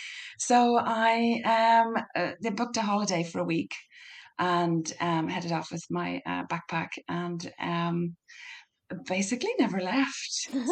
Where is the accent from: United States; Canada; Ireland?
Ireland; Ulster; accent: Donegal; now in Nogent-sur-Marne, France; I am, as you can hear from the accent, you might need to put subtitles on this one. I'm from Donegal in the northwest of Ireland. And I've been living here just outside Paris for quite a while.